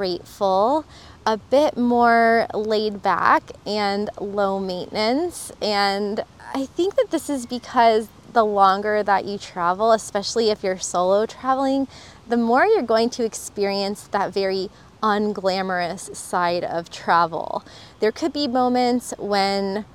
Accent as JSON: {"language": "English", "region": "Florida", "country": "United States", "also_born_or_lived": "Costa Rica", "moved": "as an adult", "said": "I'm from Florida"}